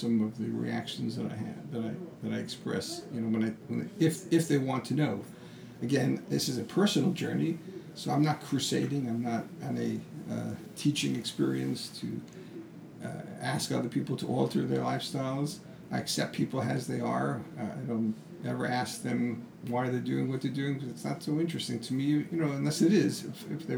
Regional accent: United States; who I am as an American

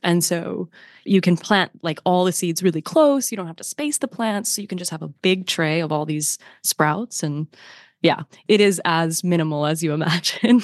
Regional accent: north of Detroit, next bridge up to Canada, Michigan, United States; moved away; the next bridge that you hit that takes you to Canada, that's where I grew up.

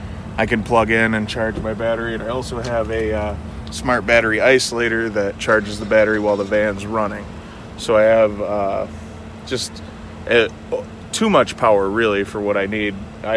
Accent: Appleton, Wisconsin, United States; Wisconsin, Appleton, Wisconsin.

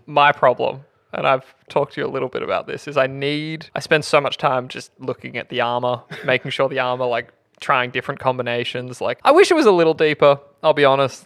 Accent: Australia; we're Australian, so we can't pronounce it

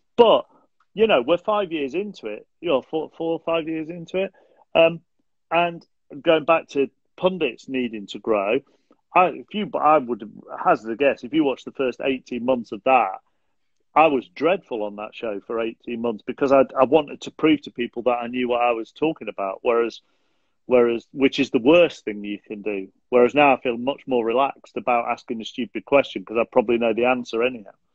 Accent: Manchester, North West England, United Kingdom; also born or lived in Rochdale; I was born in Rochdale, um, and moved to moved to South Manchester when I was um 18 months too

